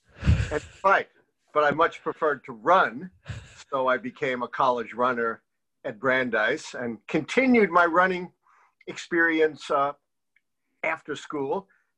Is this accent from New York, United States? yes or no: yes; New York City, New York, United States; I grew up in Brownsville, actually.